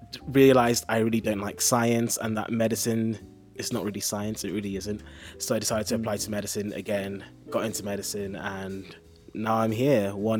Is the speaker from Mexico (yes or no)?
no; Nigeria; accent: English; now in United Kingdom; So I sound very, very English, but I'm actually Nigerian.